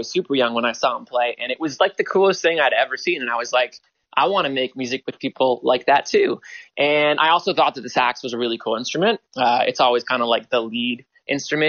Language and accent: English; Toronto, Ontario, Canada; also born or lived in New York; growing up in Toronto